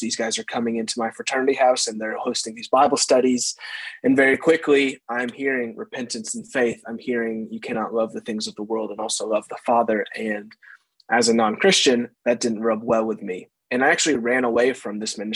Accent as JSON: {"language": "English", "town": "Carterville", "region": "Illinois", "country": "United States", "tie": "born or raised there", "said": "I grew up in Carterville, Illinois, right next to where you pastor. It's a small town in Southern Illinois. I grew up there my entire life"}